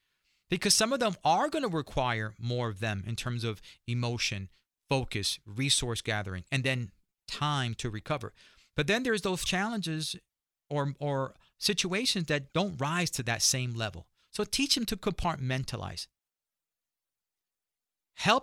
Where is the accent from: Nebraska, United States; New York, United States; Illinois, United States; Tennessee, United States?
New York, United States; being a New Yorker